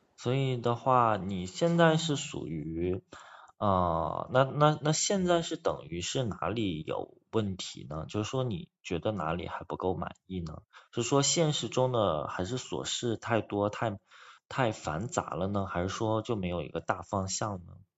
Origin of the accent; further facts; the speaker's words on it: China; 像我们就是中国人